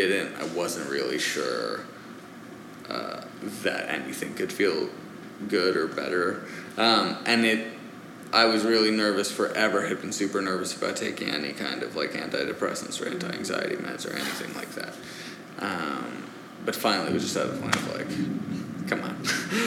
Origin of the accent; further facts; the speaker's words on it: United States; born there; But he grew up in France. I was born in the States.